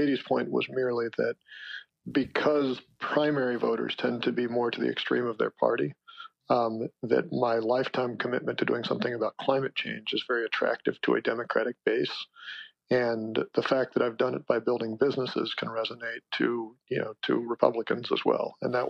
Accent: United States; At core, I'm an American.

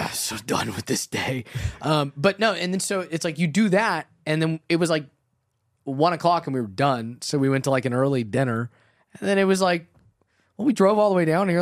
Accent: Los Angeles, California, United States; I grew up in Los Angeles, so I grew up watching car chases

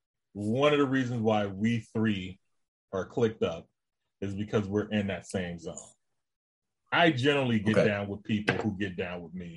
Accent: Los Angeles, California, United States; I grew up in Watts.

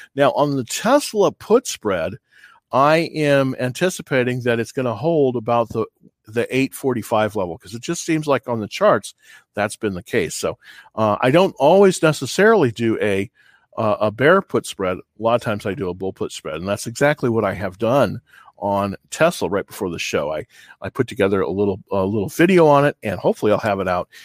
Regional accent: California, United States; moved away; I'm from California originally

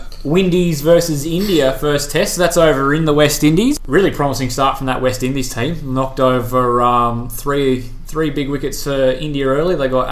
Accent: Australia; Yeah, he's tormented our dreams as Australian cricket fans for so long.

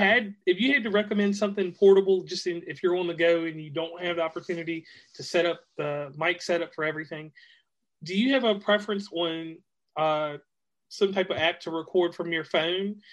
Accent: Virginia, United States; now in West Virginia, United States; I'm from uh, Virginia, but I hail from West Virginia now

